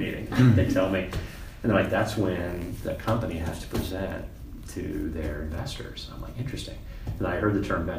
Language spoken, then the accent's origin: English; Boston, Massachusetts, United States; moved away; I grew up in Boston